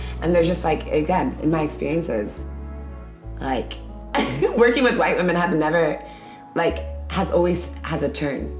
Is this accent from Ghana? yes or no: yes; Ghana; I just love being Ghanaian so much, so I still wanna be Ghanaian.